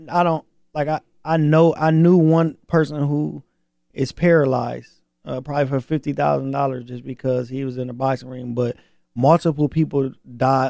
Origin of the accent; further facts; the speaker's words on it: Flint, Michigan, United States; I'm from Flint.